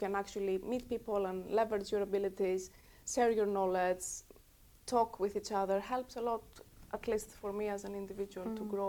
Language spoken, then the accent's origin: English; Greece; English is a second language; moved away as an adult; Of course, I'm growing up in Greece. I left in 2008 when the crisis hit